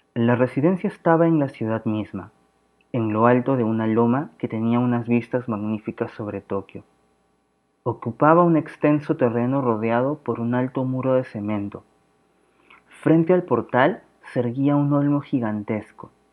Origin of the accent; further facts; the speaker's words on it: Lima, Peru; soy de Lima, Perú